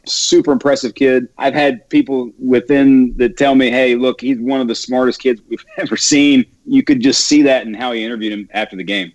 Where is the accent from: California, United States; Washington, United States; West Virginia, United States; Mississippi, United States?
West Virginia, United States; born and raised in West Virginia